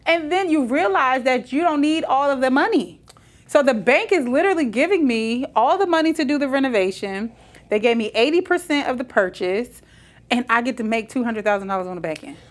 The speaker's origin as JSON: {"language": "English", "town": "Trenton", "region": "New Jersey", "country": "United States", "tie": "born or raised there", "moved": "yes", "said": "I was born in Trenton, New Jersey."}